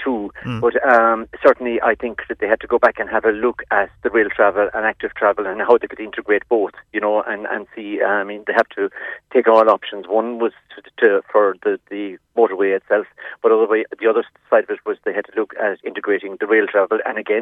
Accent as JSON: {"language": "English", "town": "Charleville", "region": "Munster", "country": "Ireland", "said": "but I'm actually from Charleville"}